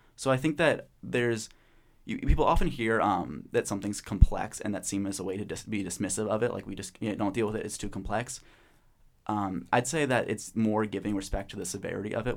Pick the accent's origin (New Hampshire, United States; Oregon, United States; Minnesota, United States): Oregon, United States; Portland; I'm from Portland, Oregon, studying psychology